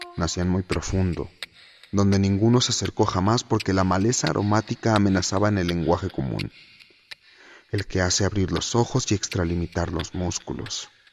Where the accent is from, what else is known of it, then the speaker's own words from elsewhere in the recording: Mexico City, Mexico; Nací hace 26 años en la Ciudad de México y vivo aquí desde entonces